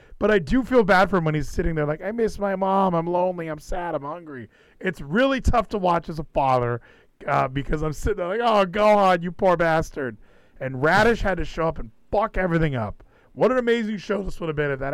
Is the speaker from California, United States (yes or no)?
yes; California, United States; moved away as an adult; now in Texas, United States; I'm from California